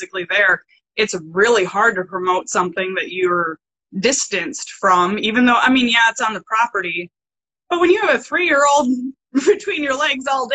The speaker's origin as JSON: {"language": "English", "town": "Madison", "region": "Wisconsin", "country": "United States", "tie": "born or raised there", "said": "I grew up in Madison, Wisconsin"}